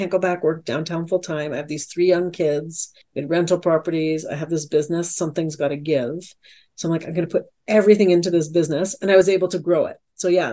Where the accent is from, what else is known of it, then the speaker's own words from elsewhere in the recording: Alberta, Canada; as a Canadian